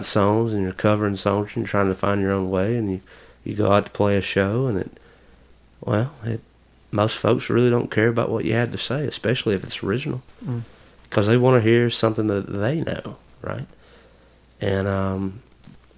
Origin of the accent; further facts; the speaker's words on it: Kennedy, United States; moved away as an adult; my hometown in Kennedy